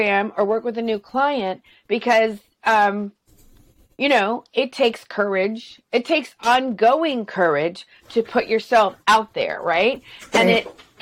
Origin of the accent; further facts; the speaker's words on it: the South, United States; I'm from the South